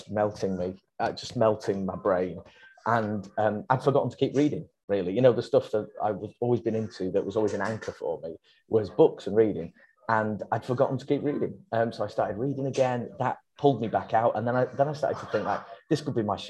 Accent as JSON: {"language": "English", "town": "Warrington", "region": "North West England", "country": "United Kingdom", "tie": "born or raised there", "said": "where I grew up in the Warrington area of the Northwest"}